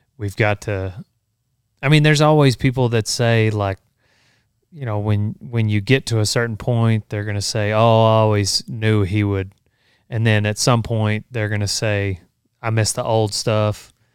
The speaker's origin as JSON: {"language": "English", "town": "Memphis", "region": "Texas", "country": "United States", "tie": "born or raised there", "said": "we, we grew up in Memphis"}